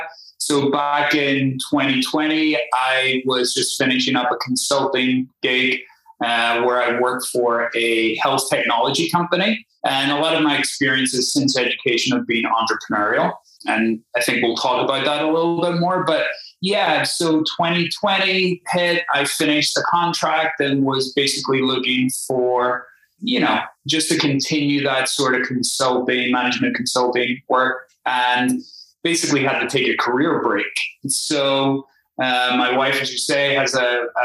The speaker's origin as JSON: {"language": "English", "town": "Belfast", "region": "Northern Ireland", "country": "United Kingdom", "tie": "born or raised there", "also_born_or_lived": "Spain", "accent": "Irish", "moved": "as an adult", "lives_now": "United States", "said": "As you may be able to tell from the accent, I'm Irish. I was born in Belfast. I grew up and was educated"}